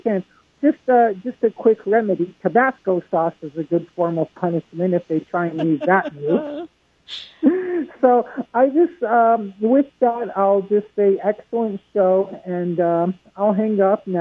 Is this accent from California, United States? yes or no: yes; Los Angeles, California, United States; now in Las Vegas, United States; I'm from Las Vegas, originally from Los Angeles